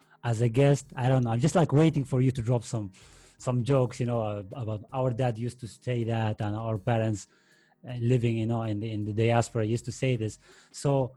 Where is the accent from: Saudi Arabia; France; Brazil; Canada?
Saudi Arabia; English is a second language; moved away as an adult; now in Spain; I actually grew up in Saudi Arabia